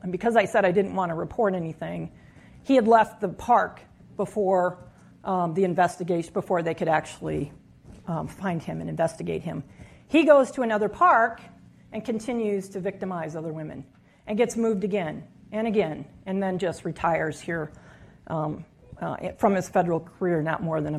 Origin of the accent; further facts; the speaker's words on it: Midwest, United States; So for a 23-year-old growing up in the Midwest, becoming a park ranger, being there on my own was truly something that I was very, very grateful for.